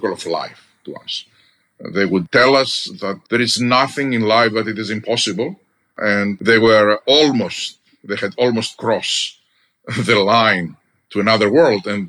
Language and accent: English; Greece; moved away as an adult; now in United States; I'm Greek by birth, American by choice. I'm also an American citizen, proudly now. But I grew up in Greece